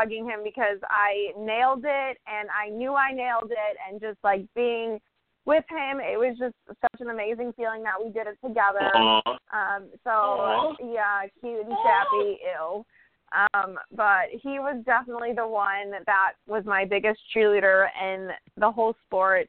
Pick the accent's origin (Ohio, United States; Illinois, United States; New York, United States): Illinois, United States; Chicago; moved away as an adult; now in Florida, United States; I'm originally from Chicago